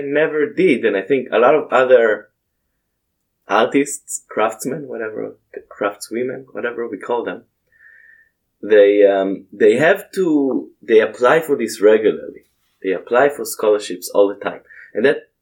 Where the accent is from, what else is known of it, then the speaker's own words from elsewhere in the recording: Israel; moved away; I grew up in Israel, so we have Bible class